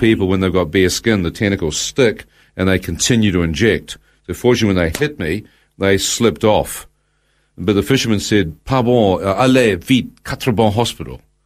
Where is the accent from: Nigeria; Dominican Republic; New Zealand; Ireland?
New Zealand; as a New Zealander